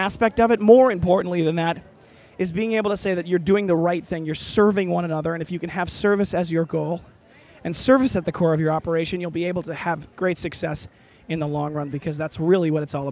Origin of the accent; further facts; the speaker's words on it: Midwest, United States; I grew up in the Midwest